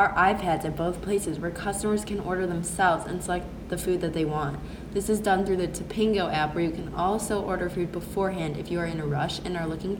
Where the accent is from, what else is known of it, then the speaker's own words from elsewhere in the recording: Chicago, Illinois, United States; moved away as an adult; now in Columbus, United States; I'm a freshman living in Mack Hall, and I'm from Chicago, Illinois.